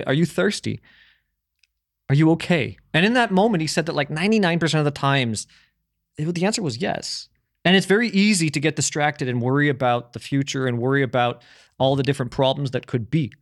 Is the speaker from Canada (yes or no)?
yes; Canada; moved away; when I was growing up in Canada